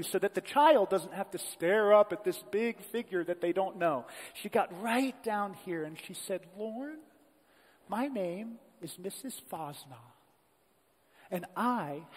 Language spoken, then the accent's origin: English; Columbus, United States; Messiah Lutheran Church, the church that I grew up in Columbus